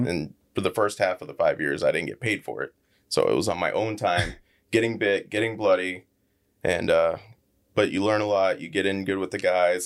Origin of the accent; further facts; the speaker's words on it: Lee County, Florida, United States; born and raised here. Never moved out of Lee County.